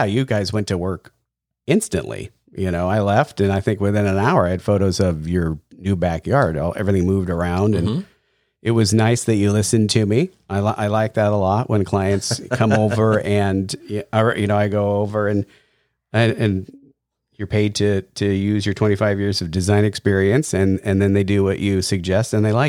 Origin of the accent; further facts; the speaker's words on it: La Mesa, California, United States; also born or lived in Alpine; I grew up in the East County. I was in La Mesa and then Alpine.